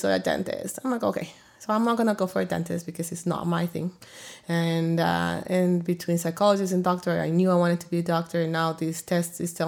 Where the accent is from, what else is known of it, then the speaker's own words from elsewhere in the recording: El Salvador; now in Arizona, United States; born in El Salvador to a family where my dad was a provider